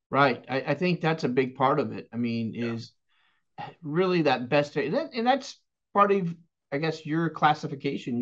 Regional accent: Texas, United States; now in West Palm Beach, United States; I was born and raised in Texas

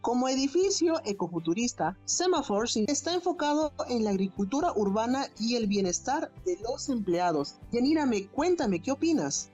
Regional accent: Chimbote, Ancash, Peru; yo soy de Chimbote

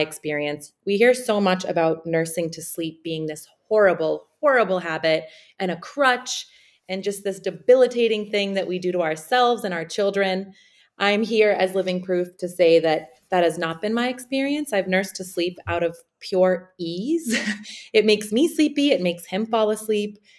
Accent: Sarajevo, Federation of Bosnia and Herzegovina, Bosnia & Herzegovina; moved away; also born or lived in United States; I'm from I'm Bosnian. I'm from Sarajevo

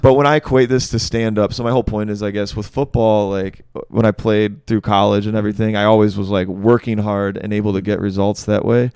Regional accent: Michigan, United States; moved away as an adult; now in Greenville, United States; I'm from Michigan originally.

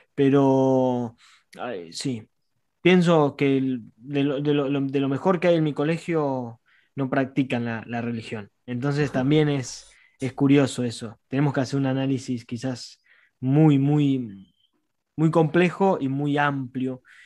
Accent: La Plata, Buenos Aires Province, Argentina; somos cuatro, somos de La Plata

